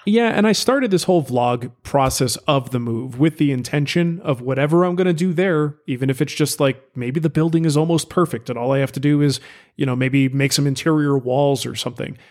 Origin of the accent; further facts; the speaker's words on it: United States; I'm an American